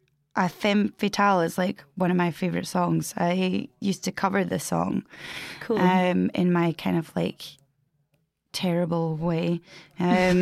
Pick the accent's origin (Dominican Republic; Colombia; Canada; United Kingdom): United Kingdom; Edinburgh, Scotland; now in Glasgow, United Kingdom; I'm from Edinburgh originally